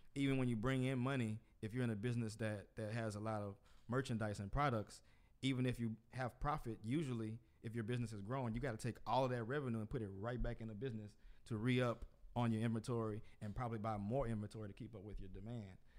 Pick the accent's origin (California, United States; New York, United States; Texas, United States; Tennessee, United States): Texas, United States; Port Arthur; from my hometown, Port Arthur, Texas